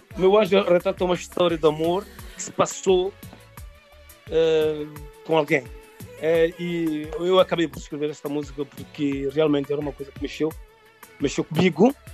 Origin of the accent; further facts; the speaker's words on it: Santo Amaro, Lobata, São Tomé & Príncipe; now in Portugal; Eu nasci em São Tomé, é filho dos pais de origem também São Tomense. Pronto, eu nasci uh, uh, na região de Santo Tomar, distrito de Lobata